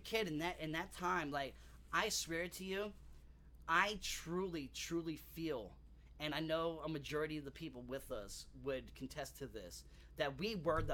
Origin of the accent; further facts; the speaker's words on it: Long Island, New York, United States; We grew up on Long Island.